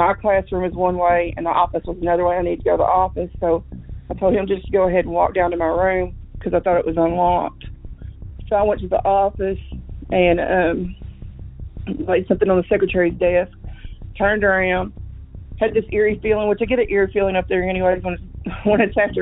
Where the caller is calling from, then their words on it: Missouri, United States; I'm calling from Missouri